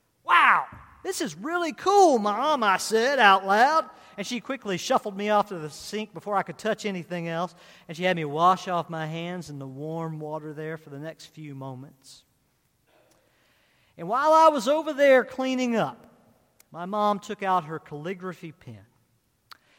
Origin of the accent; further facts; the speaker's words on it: Culpeper, Virginia, United States; I grew up in Culpeper, Virginia